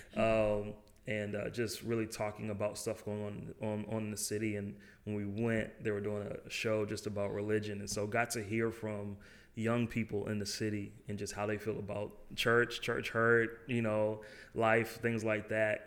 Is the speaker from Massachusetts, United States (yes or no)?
yes; Boston, Massachusetts, United States; moved away as an adult; now in Jackson, United States; I'm from Boston originally